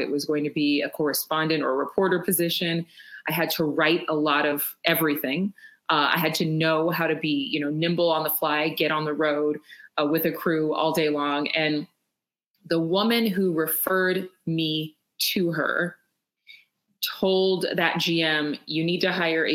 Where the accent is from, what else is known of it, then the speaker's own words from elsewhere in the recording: Sacramento, California, United States; moved away as an adult; also born or lived in Los Angeles / Dallas; I actually ended up in my hometown of the Sacramento area